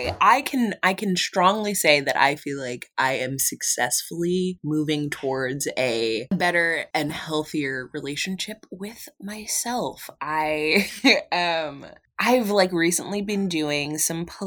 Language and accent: English; Philadelphia, Pennsylvania, United States; I'm from Philly